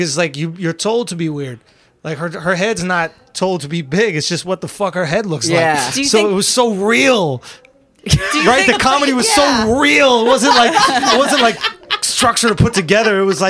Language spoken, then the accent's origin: English; New York City, New York, United States; I grew up in Manhattan, New York City, a few blocks from here, to be honest, on Astor Place and Lafayette Street.